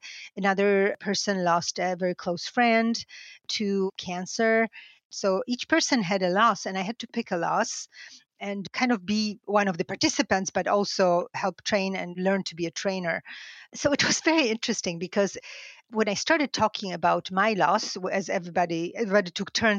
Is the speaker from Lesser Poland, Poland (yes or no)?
yes; Lesser Poland, Poland; moved away; I grew up half an hour from Auschwitz, and we went to Auschwitz on field trips with school as early as primary school